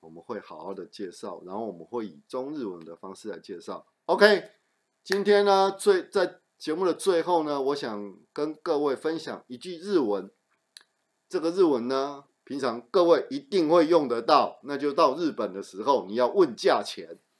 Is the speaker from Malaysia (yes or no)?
no; southern Taiwan, Taiwan; also born or lived in Taichung; 对我我我是台中小孩，然后我是在南部长大的，所以这个天气对我来说还是很冷的。